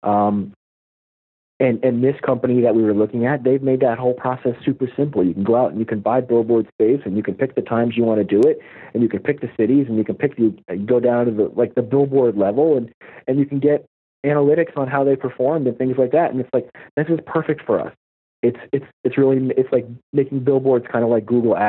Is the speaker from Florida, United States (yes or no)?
yes; Florida, United States; I grew up here in Florida.